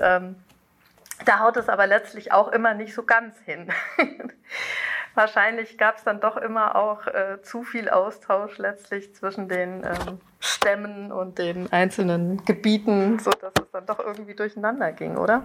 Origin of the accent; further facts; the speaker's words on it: North Rhine-Westphalia, Germany; ich komme aus Südwestfalen